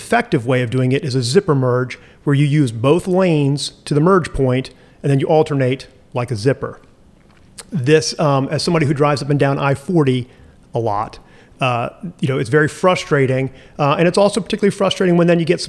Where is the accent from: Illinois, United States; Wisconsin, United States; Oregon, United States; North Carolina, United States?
North Carolina, United States; Asheville; the city of Asheville, and that's my hometown. That's where I grew up.